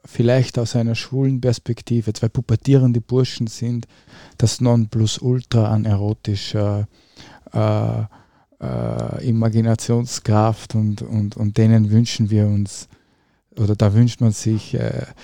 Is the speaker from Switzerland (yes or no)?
no; Upper Austria, Austria; in Oberösterreich, in dem Dorf, in dem ich aufgewachsen bin